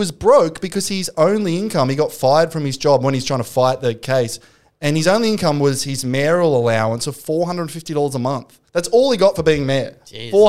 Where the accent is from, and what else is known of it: Australia